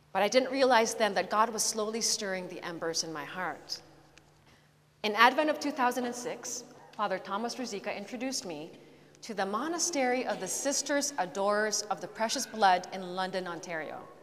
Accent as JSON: {"language": "English", "country": "Philippines", "tie": "born or raised there", "also_born_or_lived": "Canada / California", "moved": "as an adult", "said": "although I was born in Canada, I lived my adolescent years in the Philippines"}